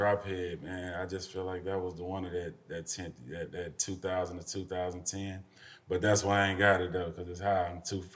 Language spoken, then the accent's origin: English; Houston, Texas, United States; I'm from the North Side, man. Like, we ain't had much growing up